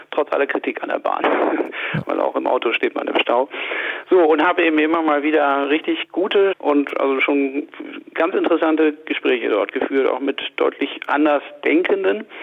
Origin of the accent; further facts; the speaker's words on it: Hanover, Lower Saxony, Germany; ich komme aus Hannover, bin 50 Jahre alt